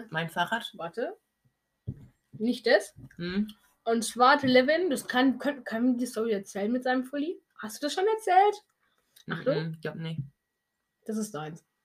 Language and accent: German; Switzerland; ich komme eben aus der Schweiz, Bruder. Ähm, deshalb sage ich morgen essen.